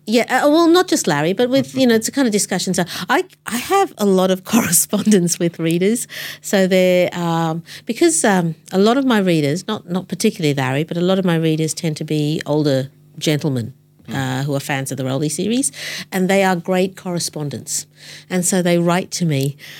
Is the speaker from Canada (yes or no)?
no; Australia; I'm brown. And I grew up in Australia